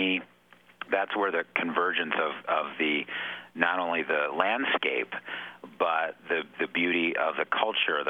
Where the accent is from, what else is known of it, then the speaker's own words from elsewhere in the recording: Cleveland, Ohio, United States; moved away as an adult; I spent 30 years of my life growing up and living in Cleveland